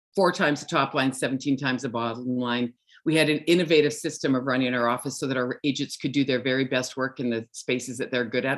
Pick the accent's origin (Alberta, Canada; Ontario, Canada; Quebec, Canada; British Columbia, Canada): Alberta, Canada; Viking; now in Kelowna, Canada; I grew up in a little town called Viking, Alberta.